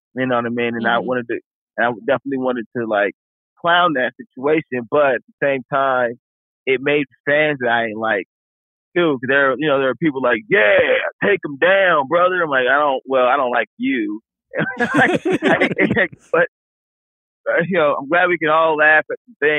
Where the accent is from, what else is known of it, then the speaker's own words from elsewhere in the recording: Chicago, Illinois, United States; I'm from Chicago